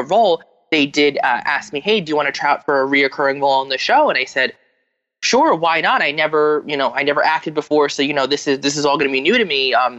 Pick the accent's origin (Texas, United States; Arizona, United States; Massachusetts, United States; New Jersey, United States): New Jersey, United States; from New Jersey